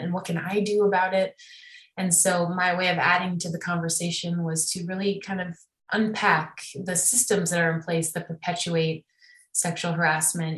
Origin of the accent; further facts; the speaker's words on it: Evanston, Illinois, United States; moved away as an adult; also born or lived in Miami, Florida; now in Los Angeles, United States; We grew up in Evanston, Illinois together